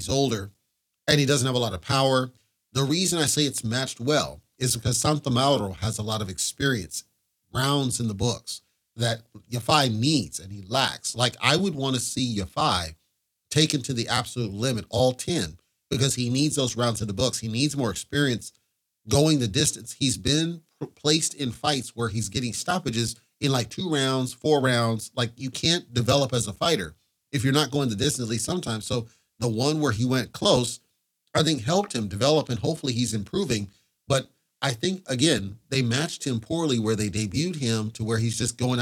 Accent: United States; as an American

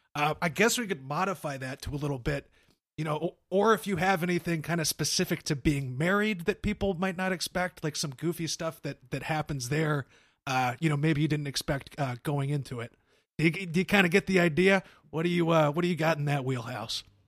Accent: Cincinnati, Ohio, United States; I was born in Cincy

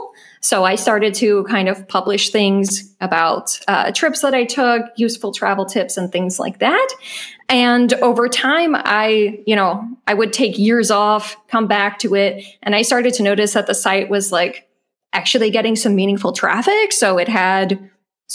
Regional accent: United States; moved away as an adult; now in Germany; I am an American living in Germany

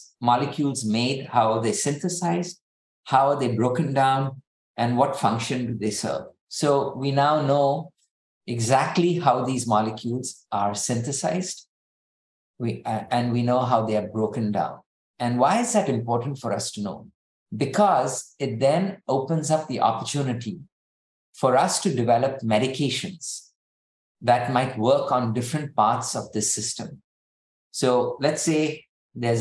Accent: India; now in United States; I'm Indian

